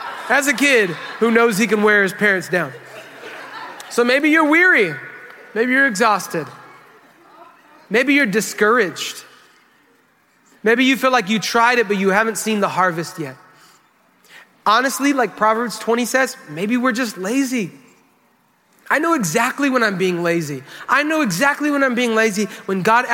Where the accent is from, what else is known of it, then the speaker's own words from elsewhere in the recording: United States; We're from America